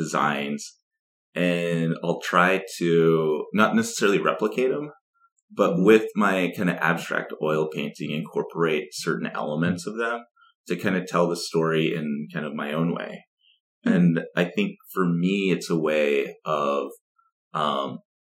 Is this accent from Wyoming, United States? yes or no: yes; Wyoming, United States; moved away as an adult; also born or lived in Durango, Colorado; now in Anchorage, United States; I grew up in Wyoming and I went to, school in Durango, Colorado